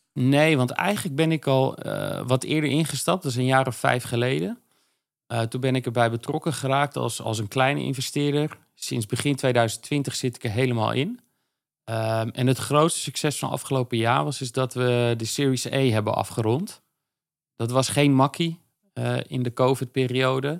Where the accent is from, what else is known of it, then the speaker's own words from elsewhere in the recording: Veluwe, Gelderland, Netherlands; moved away as an adult; also born or lived in Zwolle; now in Amsterdam, Netherlands; Op de Veluwe. Uh, Nijkerk en Harderwijk.